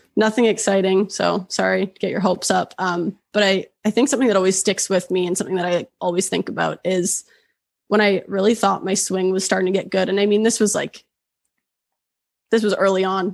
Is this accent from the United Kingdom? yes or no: no; Oshawa, Ontario, Canada; moved away as an adult; now in Banff, Canada; originally I'm from Oshawa.